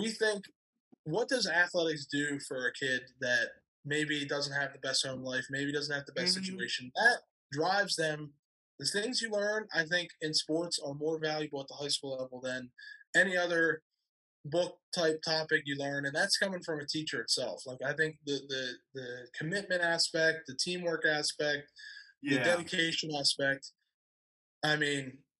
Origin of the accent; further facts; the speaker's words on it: Fayette County, Pennsylvania, United States; moved away; I'm from Fayette County, and that's not a rich county. It's like the second or third poorest in Pennsylvania.